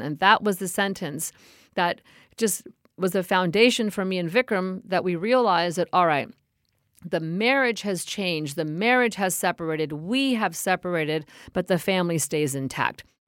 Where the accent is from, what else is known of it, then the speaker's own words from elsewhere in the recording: India; within India